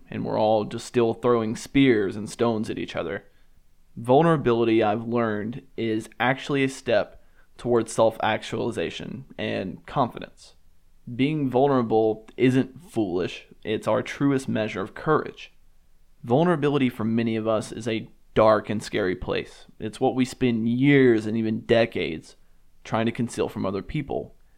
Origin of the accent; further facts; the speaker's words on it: Alabama, United States; I grew up in the South and I grew up in a church